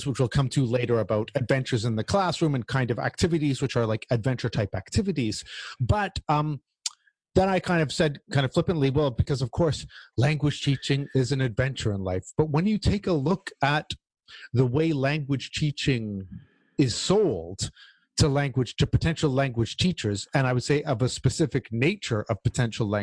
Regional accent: Canada; as a Canadian

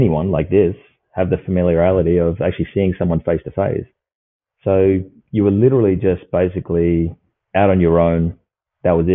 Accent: Perth, Western Australia, Australia; I grew up here in Perth

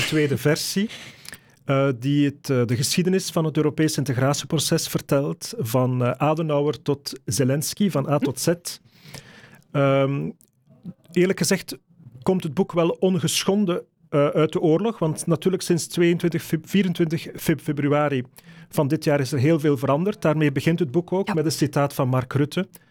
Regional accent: Flanders, Belgium; Als Vlamingen, Belgen

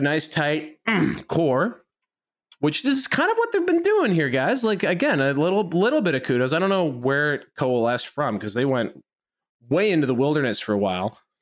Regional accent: Canada; I'm speaking Canadian here

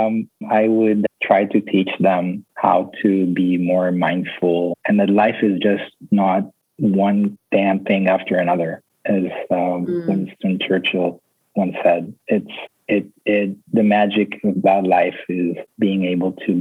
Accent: Tel Aviv, Tel Aviv District, Israel; now in Costa Rica; I grew up in Tel Aviv in Israel

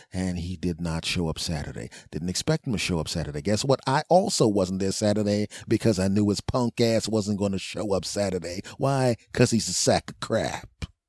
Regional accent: East Coast, United States; also born or lived in California; I'm an East Coast guy. I grew up on the East Coast. Was raised on the East Coast.

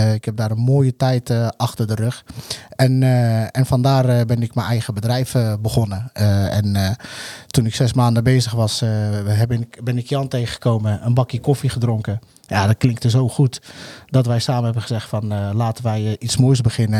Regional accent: Alphen aan den Rijn, South Holland, Netherlands; also born or lived in Morocco; Ik ben eh, geboren in Marokko, getogen in al aan de Rijn

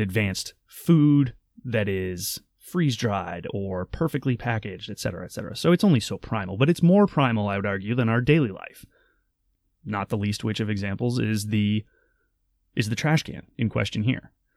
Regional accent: Maine, United States; I grew up in Maine

